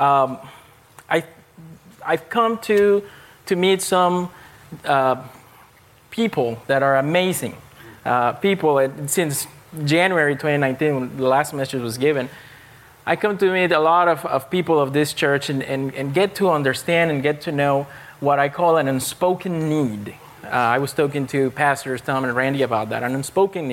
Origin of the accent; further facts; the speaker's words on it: Panama; moved away; I grew up, my home country is Panama. It's in Central America